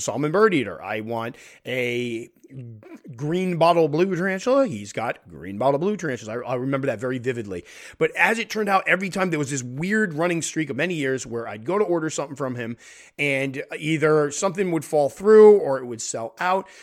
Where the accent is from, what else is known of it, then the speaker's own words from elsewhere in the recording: Connecticut, United States; my home state of Connecticut